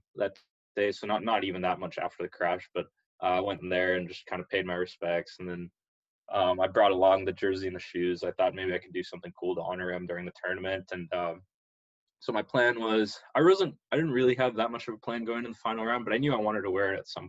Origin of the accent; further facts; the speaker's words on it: Chino Hills, California, United States; the first thing that a lot of people told me or talked about when I told them I'm from Chino Hills is that is that where the Ball Brothers live?